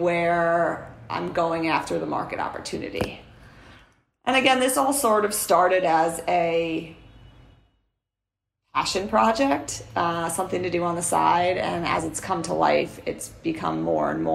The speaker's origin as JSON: {"language": "English", "town": "New York City", "region": "New York", "country": "United States", "tie": "born or raised there", "said": "my hometown, which is Rockaway Beach, Queens"}